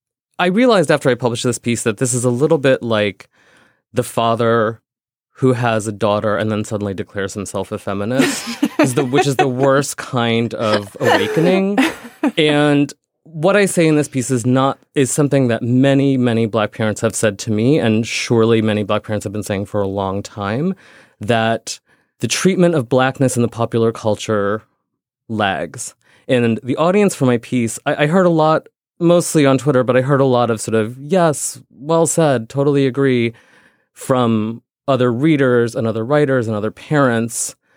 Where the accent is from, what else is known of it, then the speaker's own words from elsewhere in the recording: India; I'm not white. I'm Indian.